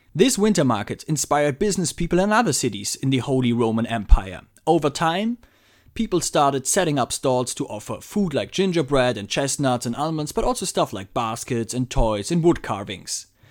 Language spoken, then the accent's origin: English; Frankfurt, Hesse, Germany; since Frankfurt is my hometown